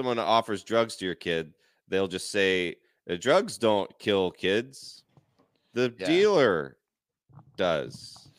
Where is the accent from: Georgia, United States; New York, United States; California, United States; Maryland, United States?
Georgia, United States; I'm from Georgia.